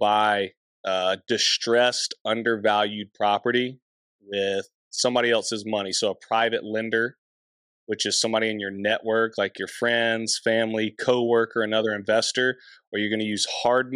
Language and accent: English; Anderson, South Carolina, United States; So I find a house in my hometown on my own